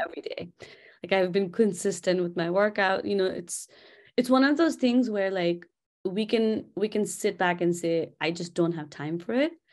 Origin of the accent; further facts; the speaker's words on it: Kathmandu, Bagmati, Nepal; moved away; I'm from Kathmandu. in a place called Quilagal